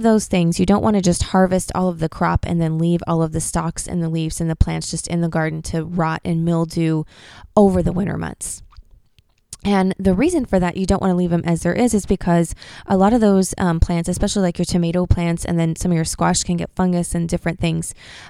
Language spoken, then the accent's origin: English; Pacific Northwest, United States; I'm from the Pacific Northwest, and that's where we live.